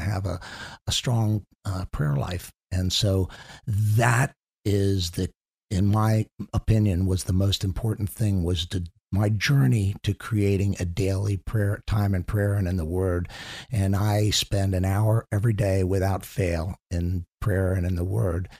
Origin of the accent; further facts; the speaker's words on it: Chevy Chase, Maryland, United States; also born or lived in Washington, D.C. area; I grew up in, actually, in Chevy Chase, Maryland